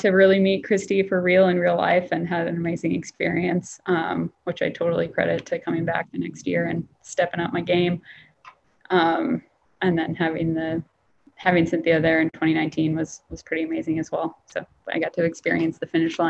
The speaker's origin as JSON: {"language": "English", "region": "Northern Minnesota", "country": "United States", "also_born_or_lived": "San Diego / Chicago", "moved": "yes", "lives_now": "Washington State, United States", "said": "I'm from Northern Minnesota, a really small town, 3 hours north of Minneapolis, close to the Canadian border"}